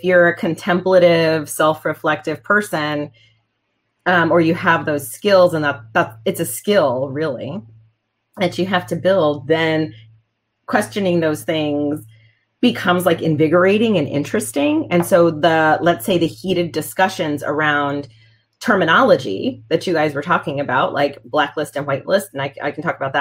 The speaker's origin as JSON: {"language": "English", "region": "Texas", "country": "United States", "tie": "born or raised there", "said": "I grew up in Texas"}